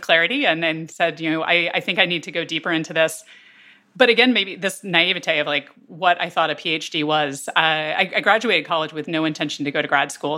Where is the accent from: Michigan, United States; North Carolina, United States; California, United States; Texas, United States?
North Carolina, United States; Durham; I grew up basically on the, the border of Durham and Chapel Hill